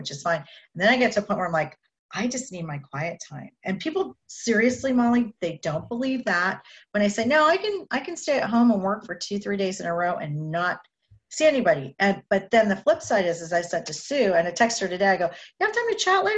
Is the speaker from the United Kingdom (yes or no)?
no; Canada; I'm Canadian. We grew up drinking tea